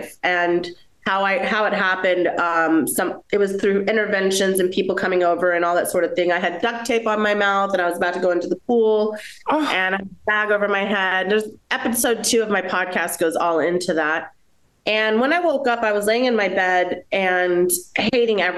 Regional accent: United States; I'm a first generation American. I'm Colombian by my mother, and I am American by my father

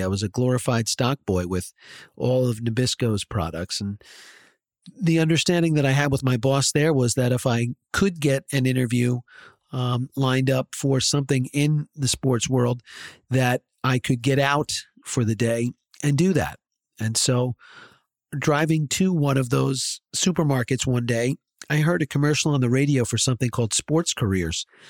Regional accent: Short Hills, New Jersey, United States; I grew up on the mean streets of Short Hills, New Jersey

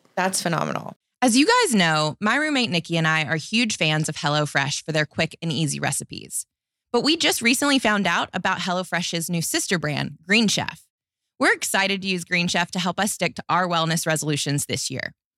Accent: Alabama, United States; I grew up in Alabama

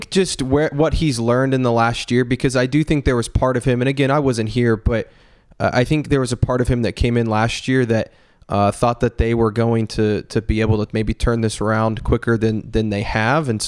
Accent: Oklahoma, United States; Uh, they knew I was from Oklahoma.

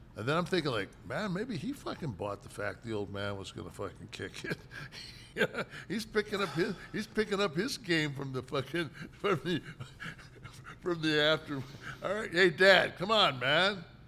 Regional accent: Detroit, Michigan, United States; we never heard the N-word growing up in Detroit

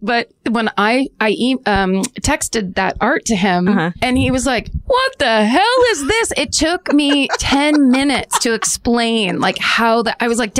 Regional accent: Petaluma, California, United States; moved away

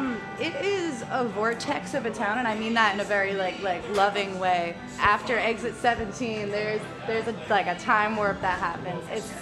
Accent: Woodstock, New York, United States; moved away; And I'm from Woodstock.

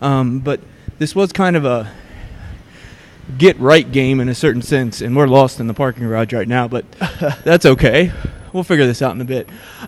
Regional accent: Kentucky, United States; I'm from Northern Kentucky. It's basically like I'm going home.

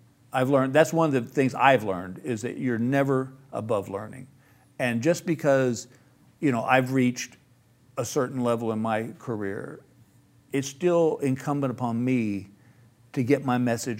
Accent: Texas, United States; I said, "Dude, I'm from Texas. I thought it was just Africa."

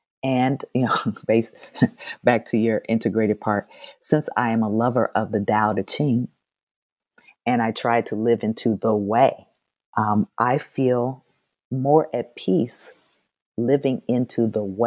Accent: Indianapolis, Indiana, United States; moved away; I grew up in Indianapolis

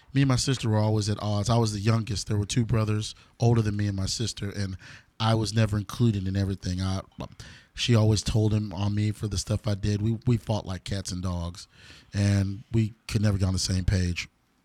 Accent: Denton, Texas, United States; I was growing up in Denton, about 15 years old.

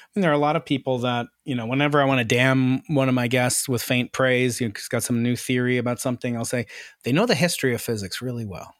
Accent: New York City, New York, United States; moved away; I'm a New Yorker

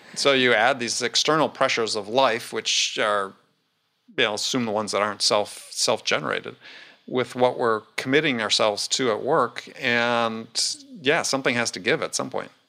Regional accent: Wisconsin, United States; I almost ended up growing up in Knoxville, instead of, instead of Wisconsin

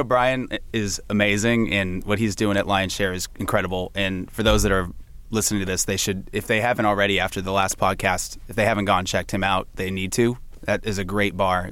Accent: San Francisco, California, United States; moved away; I'm from San Francisco in the Bay Area, and I bounced around a bit

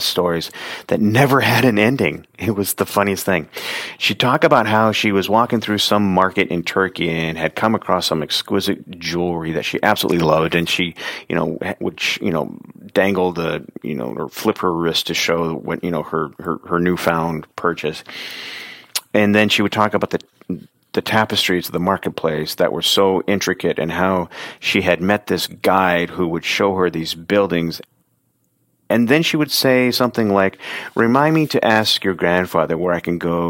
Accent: Oregon City, Oregon, United States; growing up in Oregon City and being like 4 or 5

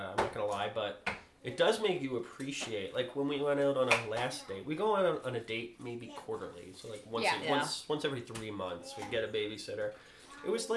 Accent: Long Island, New York, United States; now in Houston, United States; where I grew up on Long Island

